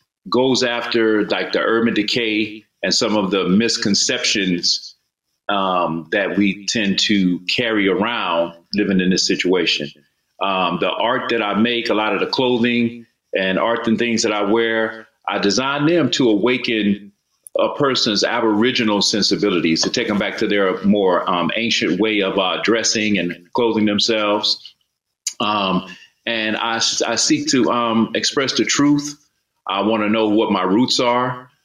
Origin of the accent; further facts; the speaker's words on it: Mobile, Alabama, United States; born there; now in Atlanta, United States; I was born in Mobile, Alabama, but my father was in the military. So I've lived and moved all around the world.